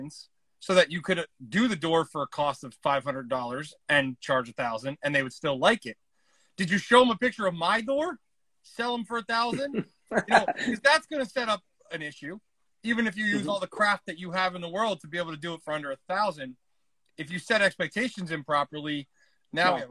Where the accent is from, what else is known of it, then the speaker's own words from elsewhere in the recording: Kansas, United States; moved away; where I grew up in Kansas